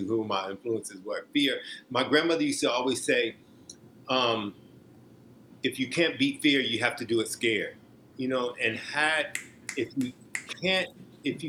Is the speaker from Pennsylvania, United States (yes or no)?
no; Omaha, Nebraska, United States; moved away; I'm from Omaha, Nebraska